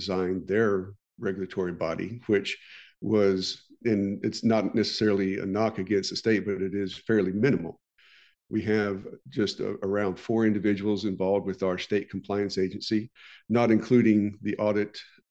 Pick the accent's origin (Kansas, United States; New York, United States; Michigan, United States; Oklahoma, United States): Oklahoma, United States; my home state of Oklahoma